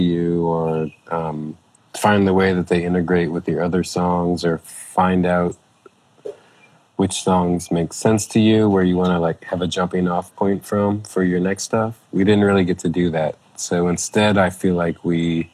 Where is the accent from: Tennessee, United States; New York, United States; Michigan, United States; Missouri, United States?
Missouri, United States; St. Louis; moved away as an adult; now in Chicago, United States; I'm from St. Louis